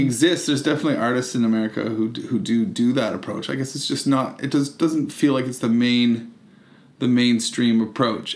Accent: Canada; moved away; also born or lived in United Kingdom; a Canadian who lived in Britain as well

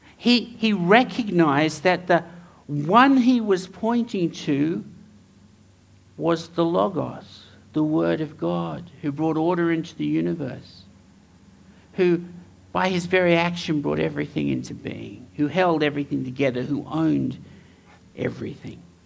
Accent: Townsville, Queensland, Australia; moved away; I grew up in Townsville

